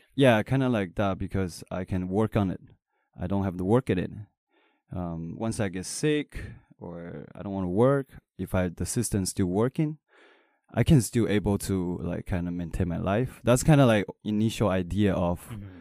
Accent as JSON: {"language": "English", "country": "Taiwan", "said": "I'm not American. I'm Taiwanese"}